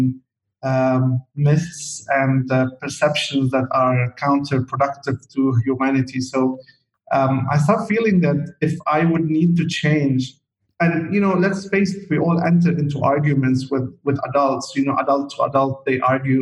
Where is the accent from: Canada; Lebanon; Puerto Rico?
Lebanon; Chouf, Mount Lebanon; moved away as an adult; also born or lived in Saudi Arabia; my life as a kid, growing up in the Shouf area, which is an area in the mountain of Lebanon